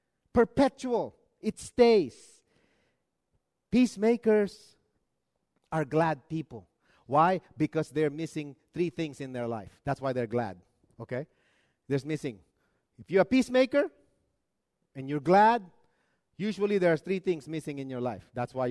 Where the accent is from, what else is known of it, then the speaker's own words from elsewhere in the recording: Arizona, United States; No, we're from Arizona.